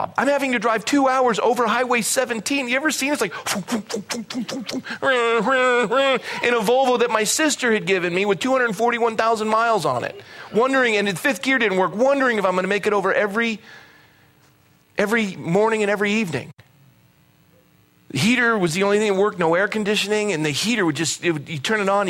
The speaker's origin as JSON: {"language": "English", "town": "Coronado", "region": "California", "country": "United States", "tie": "born or raised there", "also_born_or_lived": "Fresno / San Jose", "moved": "yes", "said": "I was born in Coronado"}